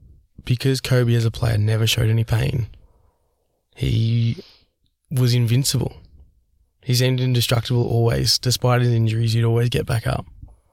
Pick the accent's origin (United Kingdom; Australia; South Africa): Australia; especially as an Australian, we don't have TMZ over here.